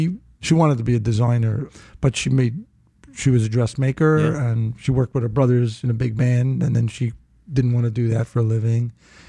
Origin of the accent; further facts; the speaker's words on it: New York City, New York, United States; also born or lived in Brooklyn, New York / Rosedale, Queens; I was born in Brooklyn. I think it was Kings County Hospital. But I grew up in Hollis, Queens, and then we moved to Rosedale, Queens.